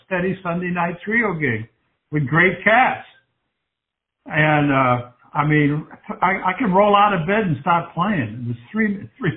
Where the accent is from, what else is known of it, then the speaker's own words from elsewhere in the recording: Salem, United States; also born or lived in Boston; I was born in Salem